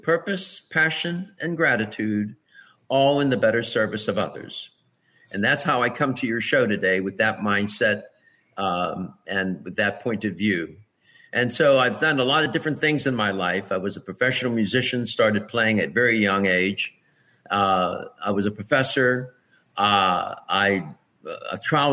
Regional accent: Pittsburgh, Pennsylvania, United States; I was born and raised in Pittsburgh, Pennsylvania

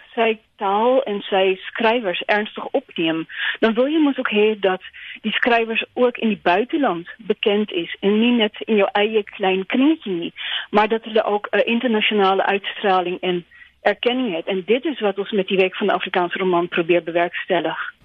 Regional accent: Netherlands; als een Nederlander

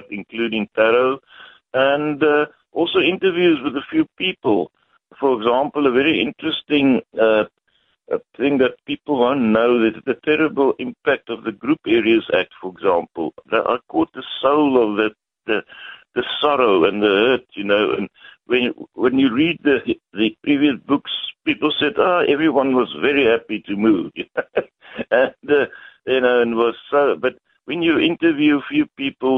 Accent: Parow, Western Cape, South Africa; that's my hometown. I was born there in 1950.

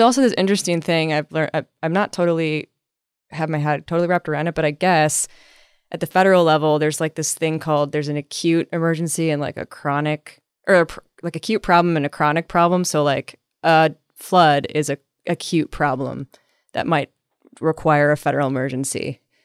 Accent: Midwest, United States; now in San Diego, United States; I'm from the Midwest

